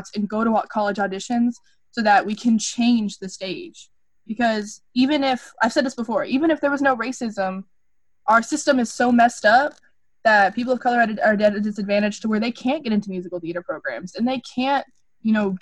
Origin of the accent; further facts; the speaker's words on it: Grand Prairie, Texas, United States; I grew up in Grand Prairie, and I grew up, it's ridiculous, but I grew up in, like, the poorer area